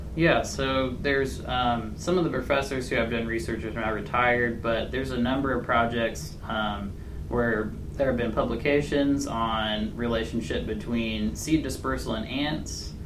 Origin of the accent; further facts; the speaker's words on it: Richmond, Indiana, United States; I'm from Richmond, Indiana.